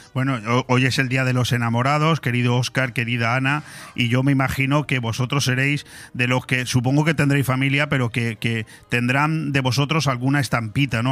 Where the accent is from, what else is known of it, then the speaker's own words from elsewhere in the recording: Benidorm, Valencian Community, Spain; nosotros somos de Benidorm, yo he sido concejal también aquí en el ayuntamiento de Benidorm